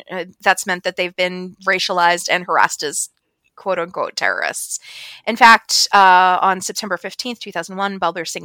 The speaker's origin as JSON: {"language": "English", "country": "Ireland", "said": "even though we're Irish."}